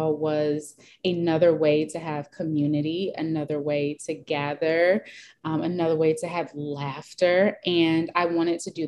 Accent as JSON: {"language": "English", "country": "United States", "said": "being African American and being Black, so I do identify as a Black American as well"}